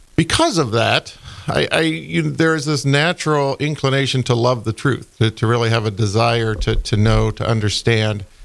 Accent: Ohio, United States; moved away as an adult; now in Fargo, United States; I'm originally from Ohio

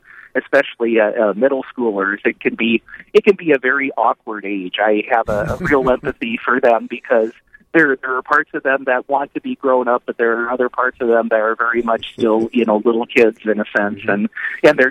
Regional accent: Napoleon, United States; the community that I grew up in Napoleon

